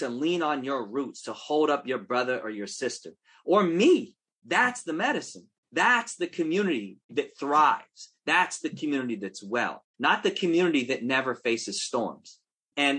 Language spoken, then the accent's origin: English; Oakland, California, United States; if we're from Oakland